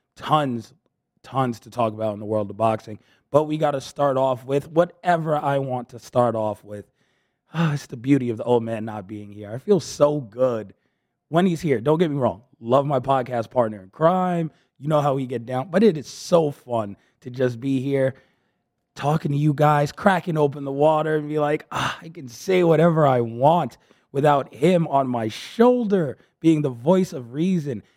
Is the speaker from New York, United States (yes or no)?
yes; New York City, New York, United States; I'm from the Bronx